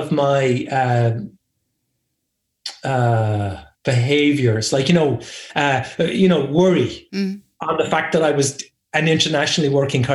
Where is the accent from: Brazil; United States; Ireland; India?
Ireland; also born or lived in England; I am Irish, and I know I was born here, and I grew up here